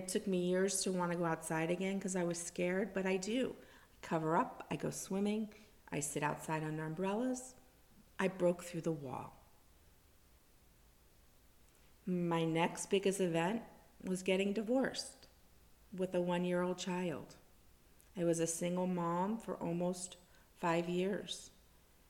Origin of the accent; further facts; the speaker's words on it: South Florida, United States; also born or lived in New Jersey; born and raised in South Florida, except for a little bit of New Jersey in there.